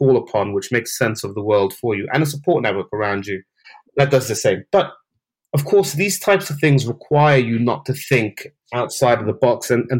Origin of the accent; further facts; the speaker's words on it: Saudi Arabia; And I grew up in the Middle East as a child. I grew up in Saudi Arabia.